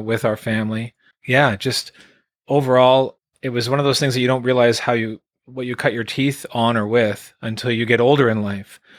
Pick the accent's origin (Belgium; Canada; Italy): Canada; Quebec; also born or lived in Sherbrooke, Quebec / Calgary, Alberta; now in Vancouver Island, Canada; Born in Quebec, Elmer, Quebec, Elmer, Quebec was where I was raised, born in Sherbrooke. Moved out into Calgary, Alberta around nineteen